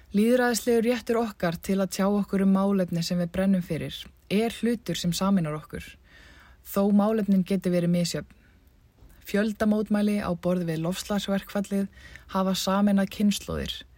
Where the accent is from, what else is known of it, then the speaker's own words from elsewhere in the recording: Iceland; moved away as an adult; eftir rúmt ár frá heimahögum mínum, reykar hugum minn tilbaka til Íslands